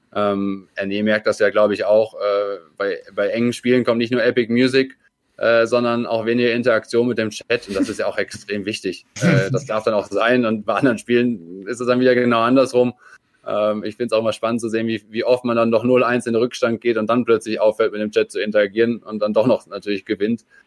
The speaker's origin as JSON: {"language": "German", "country": "Austria", "said": "noch ein Landsmann von mir als Österreicher"}